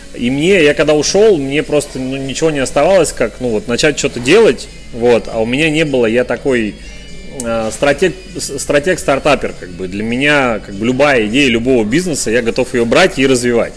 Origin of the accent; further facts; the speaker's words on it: Urals, Russia; also born or lived in Chelyabinsk; now in Yekaterinburg, Russia; родился и вырос на Урале. Долгое время я жил в Челябинске